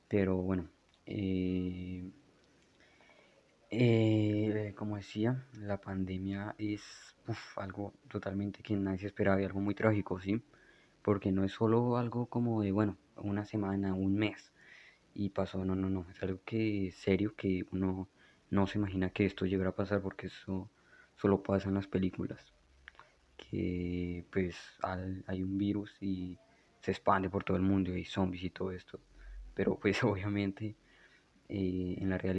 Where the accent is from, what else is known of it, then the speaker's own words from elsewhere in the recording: Bogotá, Colombia; moved away; Tal vez no noten mi acento porque no vivo en Bogotá desde hace como 5 o 6 años, pero soy de Bogotá, así en Bogotá, entonces soy, soy rolo, soy cachaco.